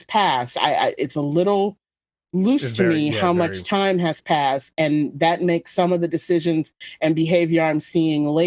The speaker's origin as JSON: {"language": "English", "country": "United States", "said": "I'm American"}